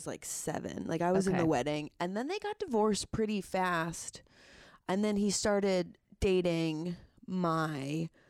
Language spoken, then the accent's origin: English; Hartford, Connecticut, United States; I'm from Hartford, Connecticut. My mom raised us in Farmington. My dad raised us from Plainville.